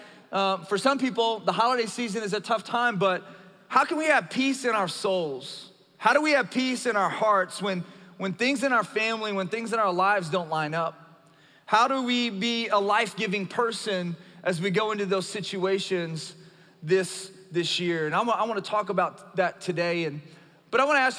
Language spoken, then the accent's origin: English; South Louisiana, United States; moved away; as a Cajun from South Louisiana